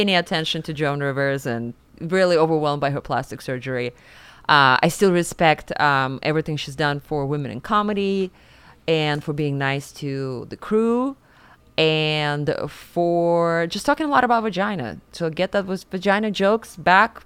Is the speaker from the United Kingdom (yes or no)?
no; Siberia, Russia; moved away as an adult; now in New York, United States; I grew up in Siberia and Russia. I was nineteen when I moved to New York